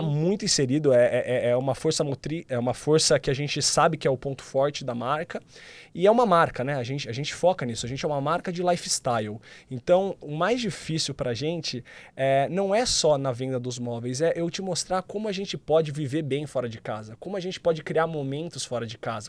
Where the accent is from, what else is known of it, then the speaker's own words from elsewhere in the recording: interior of São Paulo, Brazil; eu sou do interior de São Paulo